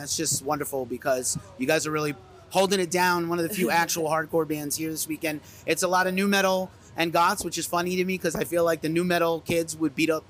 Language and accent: English; East Coast, United States; moved away; I'm a transplant. I'm from the East Coast.